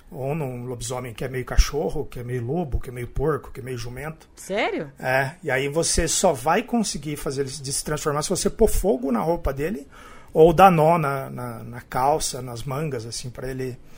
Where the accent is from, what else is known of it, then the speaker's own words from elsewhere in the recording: Araraquara, São Paulo, Brazil; É, eu sou de Araraquara. É.